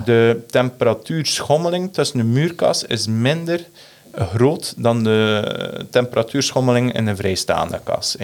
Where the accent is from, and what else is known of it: Belgium